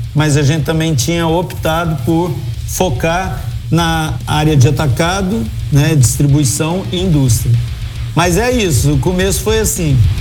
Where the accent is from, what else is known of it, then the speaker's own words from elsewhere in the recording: Uberlândia, Minas Gerais, Brazil; moved away as an adult; also born or lived in Brasília; Eu sou de Uberlândia, eu tive que me mudar para Brasília